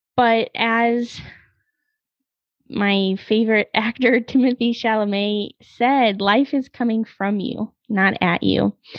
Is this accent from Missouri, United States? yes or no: yes; Missouri, United States; moved away as an adult; I went to school on the East Coast and I'm from Missouri